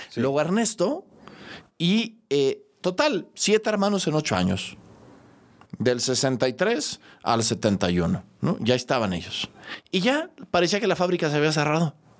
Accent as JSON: {"language": "Spanish", "region": "Mexico City", "country": "Mexico", "tie": "born or raised there", "also_born_or_lived": "León, Guanajuato", "said": "Y llegamos a la Ciudad de México. Recuerdo entrañablemente mi regreso a la Ciudad de México"}